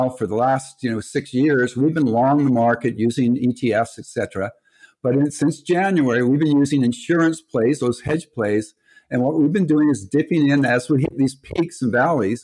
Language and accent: English; Canada; we're Canadian